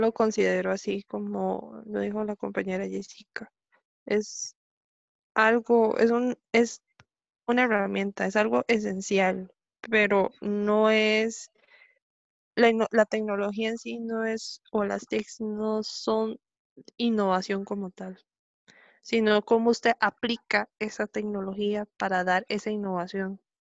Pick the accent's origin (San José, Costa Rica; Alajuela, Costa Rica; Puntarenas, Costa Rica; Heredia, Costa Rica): Alajuela, Costa Rica; Grecia; soy de aquí de Grecia, aquí Grecia Representing